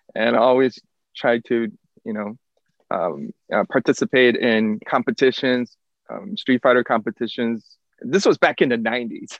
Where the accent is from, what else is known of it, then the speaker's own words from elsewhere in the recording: South Korea; now in Lubbock, United States; I am originally from South Korea.